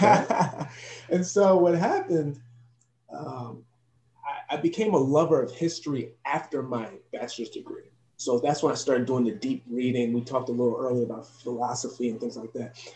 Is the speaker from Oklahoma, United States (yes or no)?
no; Elizabeth, New Jersey, United States; I'm actually born and raised in Elizabeth, New Jersey, but my parents are from Haiti